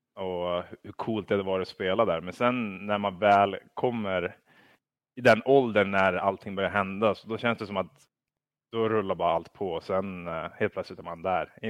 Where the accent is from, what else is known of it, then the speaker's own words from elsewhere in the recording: Kramfors, Västernorrland County, Sweden; jag tror att vi växte upp i Kramfors